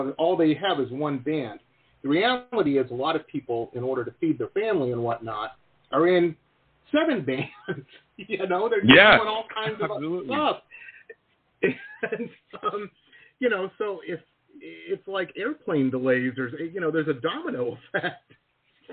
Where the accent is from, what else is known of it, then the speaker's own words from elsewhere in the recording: Detroit, Michigan, United States; I grew up in Detroit, right across the river from Canada there, from Windsor